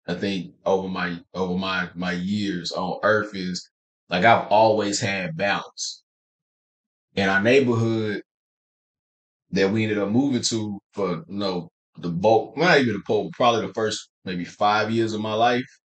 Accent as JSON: {"language": "English", "town": "Nashville", "region": "Tennessee", "country": "United States", "tie": "born or raised there", "also_born_or_lived": "Dallas, Texas", "moved": "yes", "said": "I'm from Nashville, from Tennessee"}